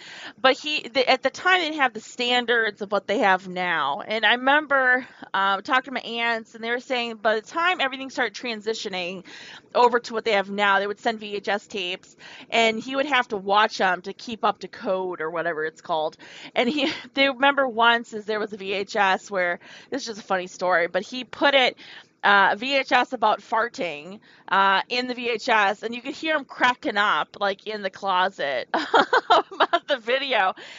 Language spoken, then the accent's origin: English; Wisconsin, United States; If you guys don't know me, I came from Wisconsin. It's where my ancestors are from. That's where my family's from.